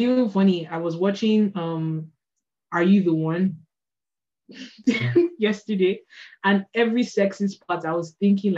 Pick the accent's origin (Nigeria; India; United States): Nigeria; now in France; I'm a Nigerian artist based in France.